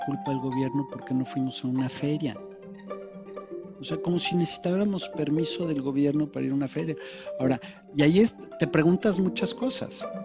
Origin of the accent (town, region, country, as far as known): Mexico